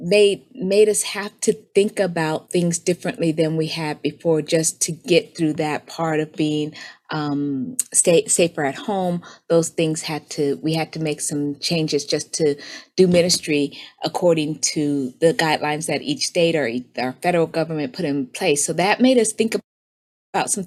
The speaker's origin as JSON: {"language": "English", "region": "Colorado", "country": "United States", "tie": "born or raised there", "moved": "yes", "lives_now": "Tampa, United States", "said": "currently I live in Tampa, Florida. I grew up in Colorado."}